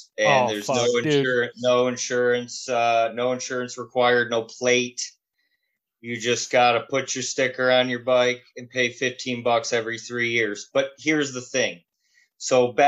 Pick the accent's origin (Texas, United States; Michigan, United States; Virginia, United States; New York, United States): Michigan, United States; Warren; also born or lived in Detroit, Michigan; I grew up in Warren